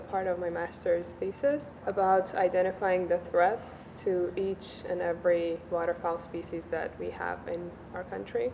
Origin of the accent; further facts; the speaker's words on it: Iran; moved away as an adult; now in Japan; I'm from Iran. I'm currently a PhD student in Japan